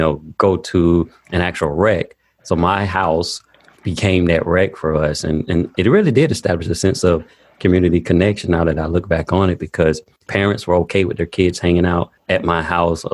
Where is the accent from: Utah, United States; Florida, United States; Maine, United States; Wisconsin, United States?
Florida, United States; Daytona Beach; I grew up in Daytona Beach, Florida, about 15 minutes from the beach